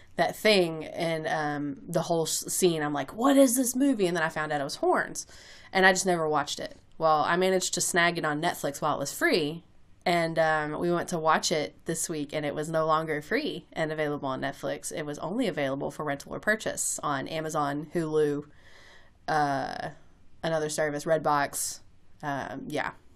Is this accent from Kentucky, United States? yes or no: yes; Kentucky, United States; accent: Kentucky, a little bit of country; that's the Kentucky leaking out into my accent